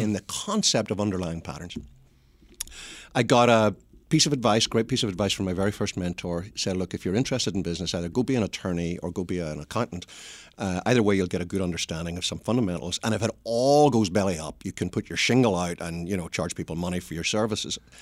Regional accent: Belfast, Northern Ireland, United Kingdom; accent: Northern Irish; moved away as an adult; now in United States; I was born in Belfast, which is the messy bit of Ireland

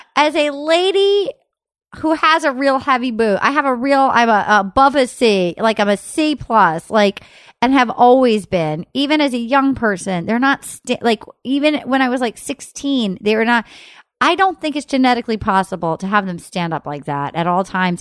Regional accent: Rhode Island, United States; moved away as an adult; now in Los Angeles, United States; I grew up in Rhode Island.

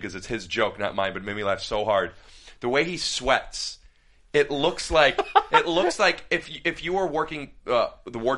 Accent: Cleveland, Ohio, United States; moved away; I'm from Cleveland. I'm a Cavs fan

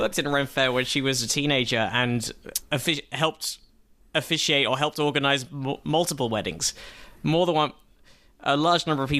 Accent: Watford, East of England, United Kingdom; accent: English; moved away; I grew up near Watford.

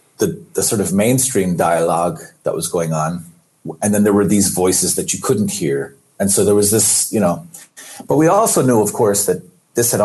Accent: Ireland; moved away as an adult; I grew up in Ireland

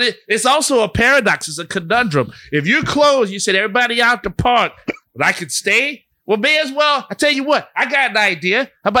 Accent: New Orleans, Louisiana, United States

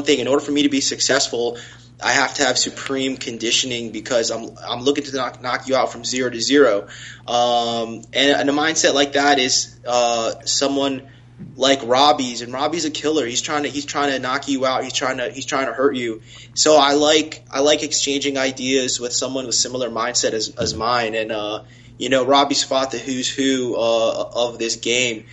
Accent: South Florida, United States; also born or lived in Tallahassee, Florida; I'm born and raised in South Florida. I went to grade school here, high school here.

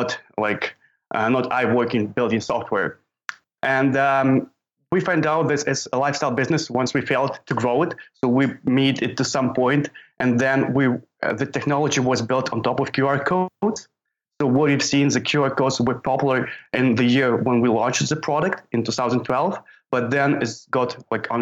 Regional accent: Ukraine; I'm from Ukraine

